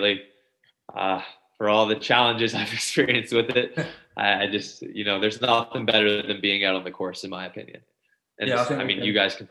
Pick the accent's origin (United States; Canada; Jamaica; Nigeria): Canada; I'm 24 years old, and I'm from Canada.